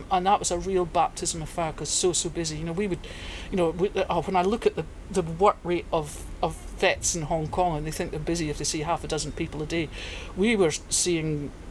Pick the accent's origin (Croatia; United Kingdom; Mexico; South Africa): United Kingdom; England; I'm English, so he can play for England.